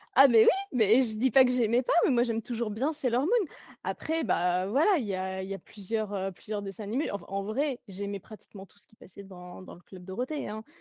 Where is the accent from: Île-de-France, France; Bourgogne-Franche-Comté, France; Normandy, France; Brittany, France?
Bourgogne-Franche-Comté, France; Jura; j'habite dans, dans, la montagne de la Jura